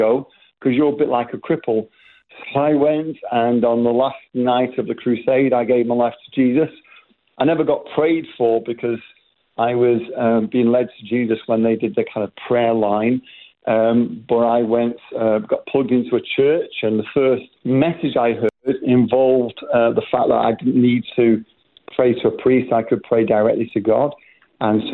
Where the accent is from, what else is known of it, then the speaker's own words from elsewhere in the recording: Manchester, North West England, United Kingdom; I was born in England, raised in Manchester. That's maybe why you can recognise the accents a little bit different